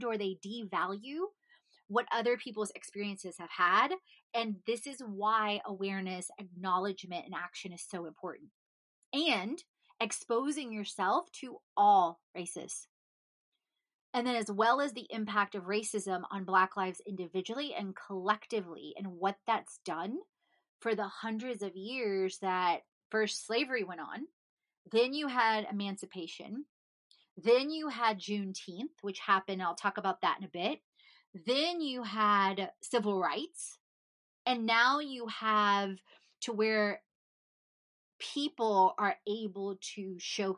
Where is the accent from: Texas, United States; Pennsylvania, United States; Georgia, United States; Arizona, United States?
Texas, United States; Houston; also born or lived in Poland; I grew up in Houston